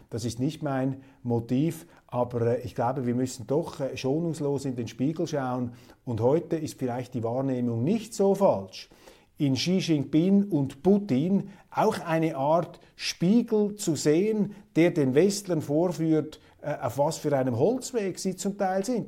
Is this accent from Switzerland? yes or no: yes; Switzerland; als Schweizer